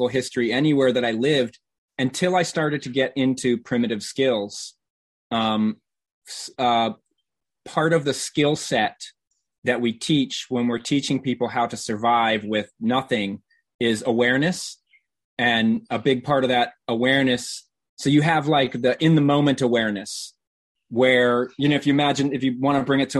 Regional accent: Norfolk, Virginia, United States; now in Chicago, United States; I grew up in Virginia, in Southern Virginia, in Norfolk.

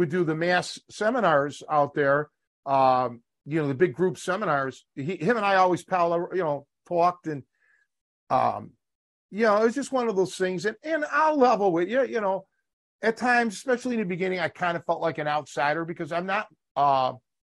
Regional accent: Cleveland, Ohio, United States; now in Chicago, United States; born and raised in Cleveland.

